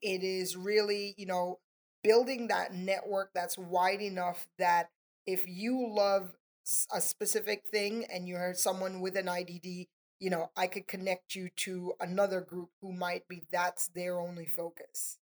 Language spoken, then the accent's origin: English; Tobago, Trinidad & Tobago; now in Palm Beach, United States; I'm from Trinidad and Tobago, a little bit of an mm. accent there.